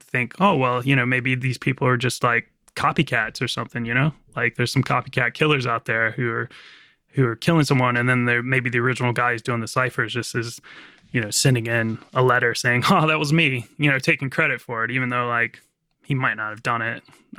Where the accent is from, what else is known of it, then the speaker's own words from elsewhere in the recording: Virginia, United States; accent: American; I'm just got like a really kind of normal American accent, but I'm from Virginia. So sort of the gateway to the South.